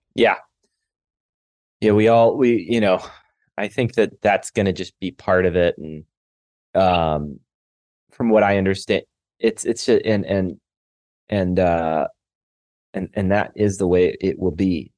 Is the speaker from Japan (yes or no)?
no; Canada; now in Los Angeles, United States; I'm just a Canadian guy living